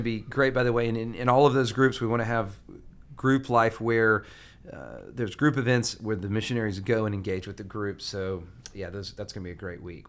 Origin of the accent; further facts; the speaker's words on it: Huntsville, Alabama, United States; now in Atlanta, United States; I'm from Huntsville, Alabama